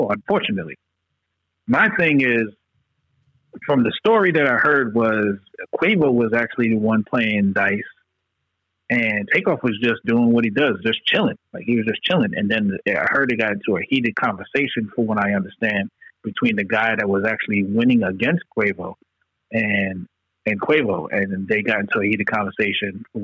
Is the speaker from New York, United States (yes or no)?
yes; New York, United States; because we're from New York